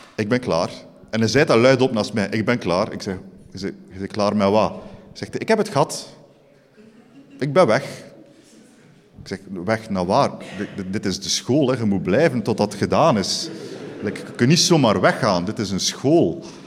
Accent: Eeklo, Flanders, Belgium; also born or lived in Ghent; ik kom origineel van Eeklo

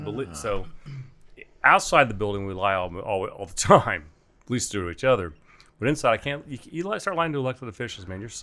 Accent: Newark, Ohio, United States; Newark, Ohio. My parents still live there.

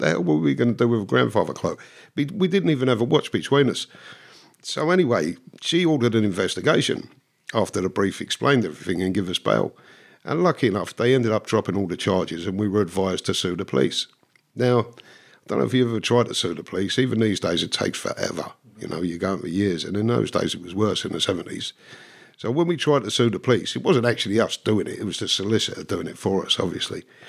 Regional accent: London, United Kingdom; also born or lived in Dublin, Ireland (parents' origin); really grew up until I was nine in, in North London

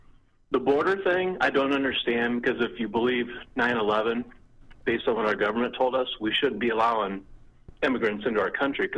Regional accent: Indianapolis, Indiana, United States; I grew up in Indianapolis, Indiana.

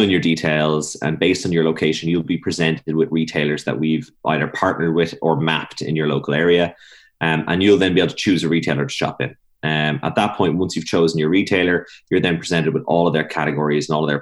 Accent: Meath, Leinster, Ireland; also born or lived in Lucan / Stillorgan, Dublin; now in Dublin, Ireland; I grew up in Meath and then I lived in Lucan for a while, and I've been in Stillorgan now for about six, seven years now.

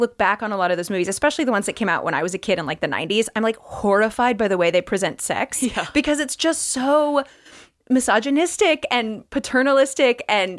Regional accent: Midwest, United States; I am also from the Midwest.

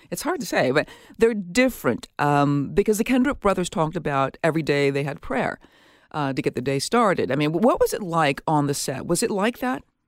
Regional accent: Minneapolis, Minnesota, United States; from my hometown. I'm from Minneapolis

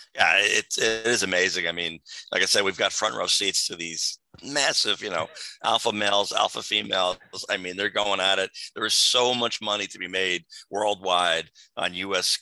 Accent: New Jersey, United States; my home state of New Jersey

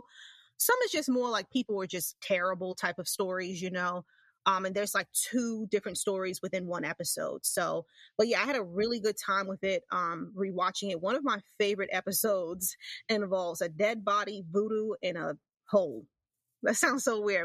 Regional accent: New York, United States; I'm from New York, even though, you know, New York is considered where I live upstate, but it's not, it's like right there

